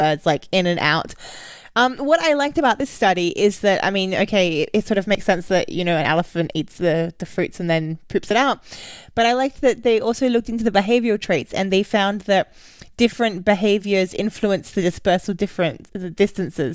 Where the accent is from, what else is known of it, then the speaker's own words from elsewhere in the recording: Australia; also born or lived in Berlin, Germany; now in London, United Kingdom; I'm Australian